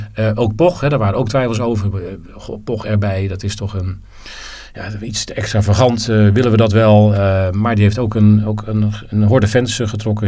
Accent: Netherlands; ik ben geen Belg, ik ben Nederlander

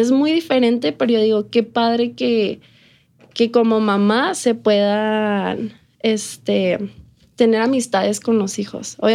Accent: El Paso, Texas, United States; born there; also born or lived in Mexico; Eh, pues sí, nací aquí, pero viví en México el español, el inglés ya donde sea que vaya saliendo de aquí del paso

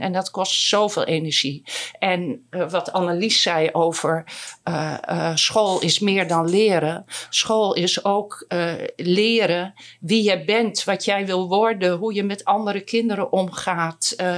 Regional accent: Groningen, Netherlands; ik ben ook Groninger

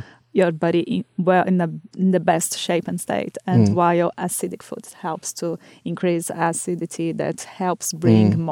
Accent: Brazil; moved away; my hometown back in Brazil

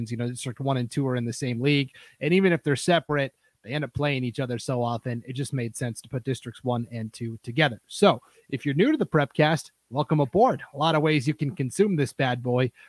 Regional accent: Stevensville, Montana, United States; also born or lived in Nebraska / Wyoming / Pocatello, Idaho; now in Hayden, United States; I am from Montana originally. Grew up in uh, western Montana, a little town called Stevensville, not too far from Missoula. Uh, from there, I've lived in Nebraska and Wyoming, and finally made the journey over here to Idaho, where I lived in Pocatello for about five years.

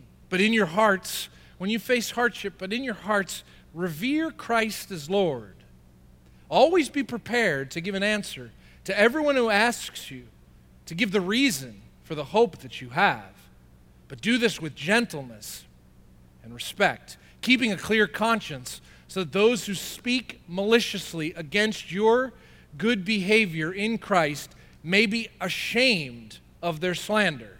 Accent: New Jersey, United States; I'm from Jersey.

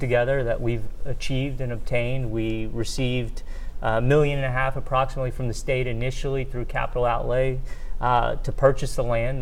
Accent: Shreveport, Louisiana, United States; I grew up in Shreveport

